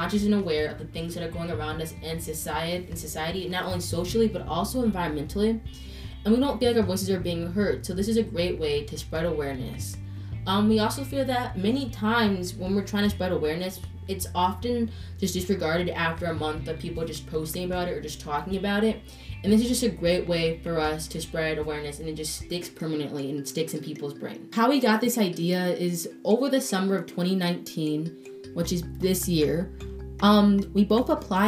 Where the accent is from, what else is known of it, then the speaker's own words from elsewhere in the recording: Chicago, Illinois, United States; I was born and raised in Chicago